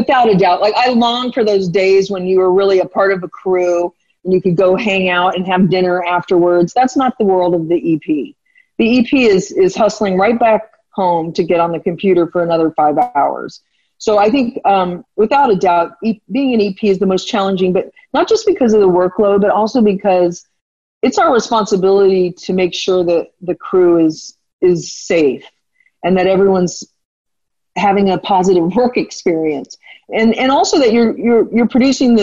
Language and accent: English; Texas, United States; I'm a Texan through and through